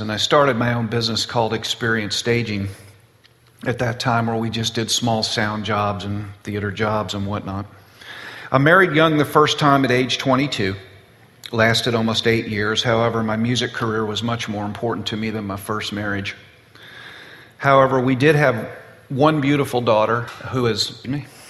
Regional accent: Boca Raton, Florida, United States; I was born and raised in South Florida, Boca Raton.

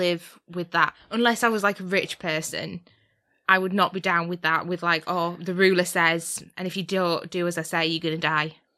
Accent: United Kingdom; we are British

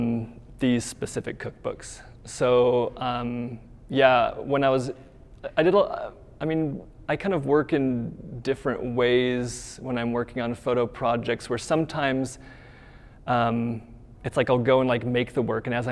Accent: Nebraska, United States; moved away as an adult; also born or lived in Georgia / Idaho; now in Utah, United States; I'm from Nebraska, grew up in Nebraska, moved to the West to go to school

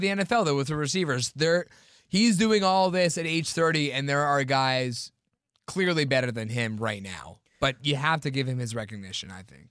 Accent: Pittsburgh, Pennsylvania, United States; we're from Pittsburgh

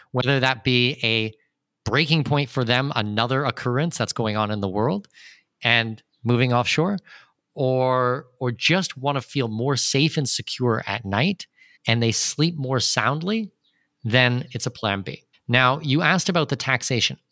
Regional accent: southwestern Ontario, Canada; moved away as an adult; also born or lived in Germany / United Arab Emirates / Brazil; now in Panama; I'm born and raised in southwestern Ontario

